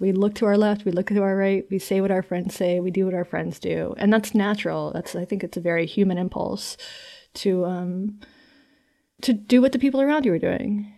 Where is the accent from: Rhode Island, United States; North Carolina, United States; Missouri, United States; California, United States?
North Carolina, United States; I'm from North Carolina.